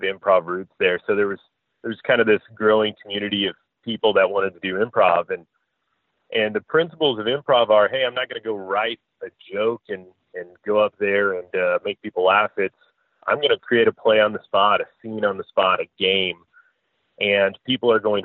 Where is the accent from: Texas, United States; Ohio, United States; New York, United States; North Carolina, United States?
Texas, United States; Dallas; now in Fort Worth, United States; I grew up in Dallas